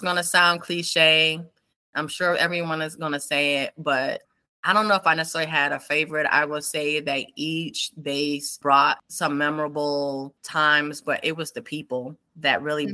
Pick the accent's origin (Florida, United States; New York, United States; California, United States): New York, United States; New York City; moved away as an adult; born and raised in New York City.